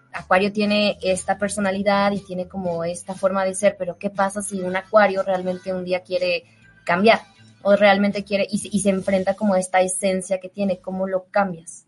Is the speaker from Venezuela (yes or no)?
no; León, Guanajuato, Mexico; now in Mexico City, Mexico; allá en León, mi pueblo